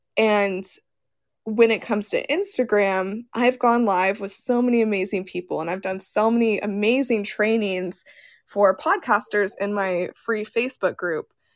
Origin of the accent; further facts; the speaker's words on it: Las Vegas, Nevada, United States; I grew up in Las Vegas, and I went to college in Las Vegas.